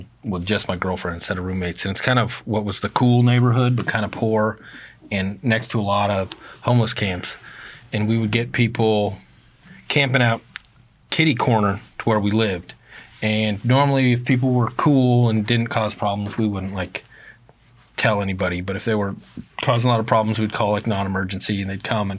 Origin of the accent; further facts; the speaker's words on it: Eugene, Oregon, United States; I'm from Eugene